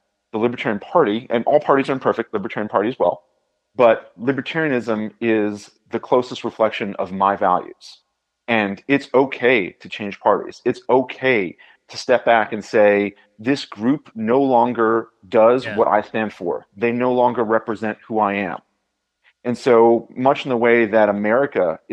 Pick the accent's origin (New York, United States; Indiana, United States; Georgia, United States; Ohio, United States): Indiana, United States; as a Hoosier